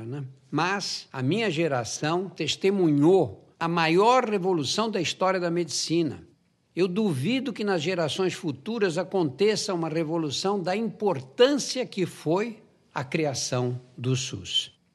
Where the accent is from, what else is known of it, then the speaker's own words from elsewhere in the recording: São Paulo, Brazil; Eu nasci num bairro operário, bairro do Brás